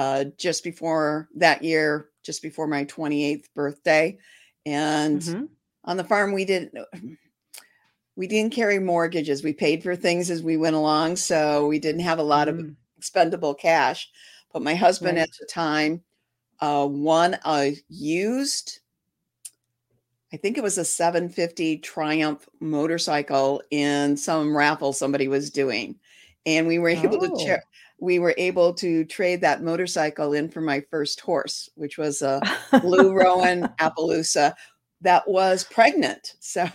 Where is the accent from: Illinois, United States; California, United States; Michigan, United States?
Michigan, United States; Detroit; No, I was born and raised in Detroit, Detroit proper, not a suburb or anything.